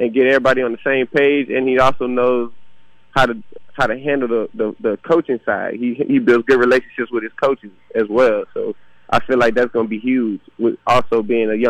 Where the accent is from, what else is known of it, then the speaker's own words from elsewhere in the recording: Louisiana, United States; I'm from Louisiana